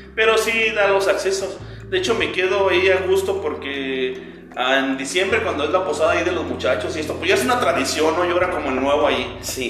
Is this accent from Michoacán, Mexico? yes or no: yes; Zamora, Michoacán, Mexico; soy originario de Zamora, Michoacán, aquí he radicado toda mi vida